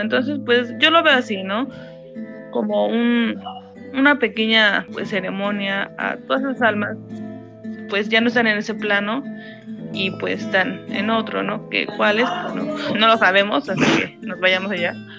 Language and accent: Spanish; Mexico; moved away; Como mexicanos